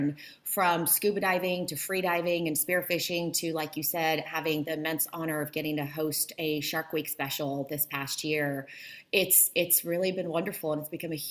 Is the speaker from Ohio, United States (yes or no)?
no; Bartlesville, Oklahoma, United States; first language Polish; English is a second language; also born or lived in Warsaw, Poland; now in California, United States; I'm a girl from Warsaw, Poland, who then randomly landed in Bartlesville, Oklahoma, which is completely landlocked